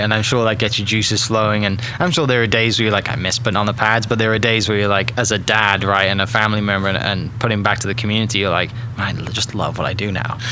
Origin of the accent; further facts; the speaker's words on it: Wales, United Kingdom; moved away as an adult; now in Oklahoma, United States; I'm from Wales, originally in the UK